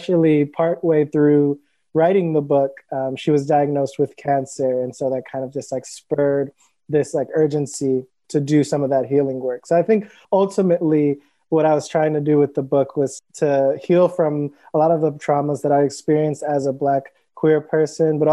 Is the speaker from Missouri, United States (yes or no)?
no; Cleveland, Ohio, United States; now in Brooklyn, United States; I live in New York currently in Brooklyn, and I'm originally from Cleveland, Ohio